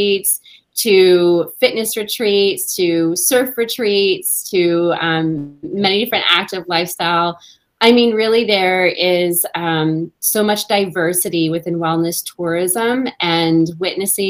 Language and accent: English; Canada; Me being a Canadian